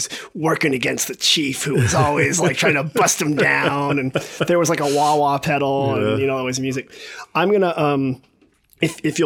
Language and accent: English; Northern California, United States; I grew up in Northern California